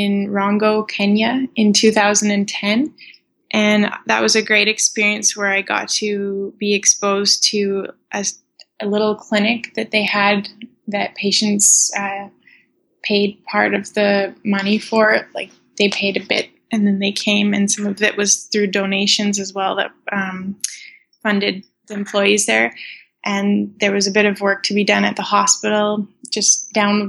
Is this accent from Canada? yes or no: yes; Saskatchewan, Canada; moved away as an adult; now in Edmonton, Canada; I am from Saskatchewan, and I live in Edmonton now